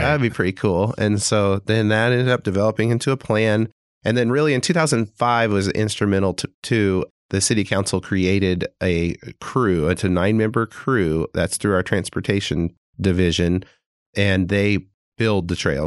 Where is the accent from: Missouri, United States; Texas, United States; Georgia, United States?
Missouri, United States; Springfield; moved away as an adult; also born or lived in Tulsa, Oklahoma; now in Fayetteville, United States; I grew up in Springfield, Missouri